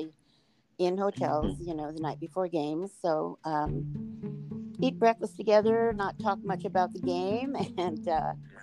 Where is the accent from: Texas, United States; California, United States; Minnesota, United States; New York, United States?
California, United States; Anaheim; I grew up in Anaheim